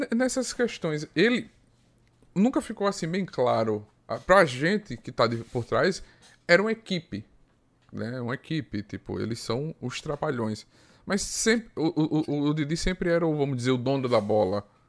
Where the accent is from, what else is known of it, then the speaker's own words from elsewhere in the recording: Arapiraca, Alagoas, Brazil; Eu sou de Arapiraca, Alagoas